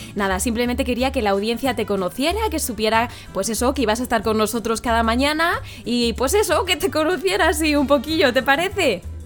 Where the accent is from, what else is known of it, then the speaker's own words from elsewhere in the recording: Community of Madrid, Spain; also born or lived in La Mancha; now in Castilla-La Mancha, Spain; yo también soy madrileña, ¿eh? aunque llevo muchos años en La Mancha, pero soy madrileña